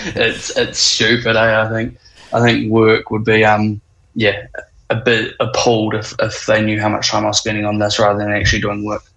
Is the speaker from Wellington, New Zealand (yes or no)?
yes; Wellington, New Zealand; born and raised in Wellies